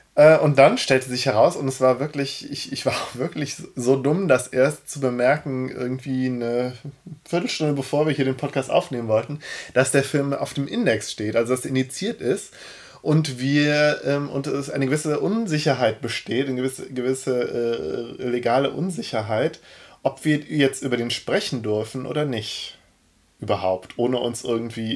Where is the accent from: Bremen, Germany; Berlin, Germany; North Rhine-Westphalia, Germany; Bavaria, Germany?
North Rhine-Westphalia, Germany; Cologne; ich als, als Kölner